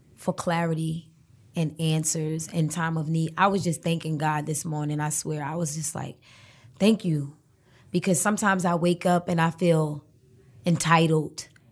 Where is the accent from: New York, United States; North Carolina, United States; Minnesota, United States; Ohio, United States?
New York, United States; New York City; also born or lived in Brooklyn; a lot of my childhood I spent in Harlem